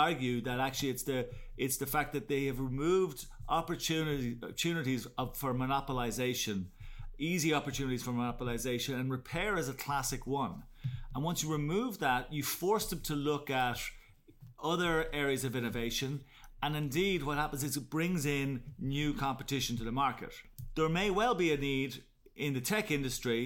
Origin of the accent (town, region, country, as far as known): Ireland